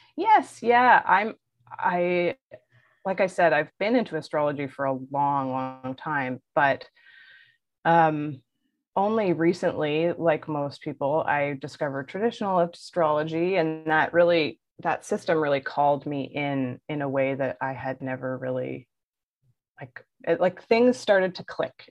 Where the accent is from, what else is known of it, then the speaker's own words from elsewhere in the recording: Belleville, Ontario, Canada; accent: Ontarian; I'm originally from the North Shore of uh, Lake Ontario. So if you hear my Ontarian accent, that's why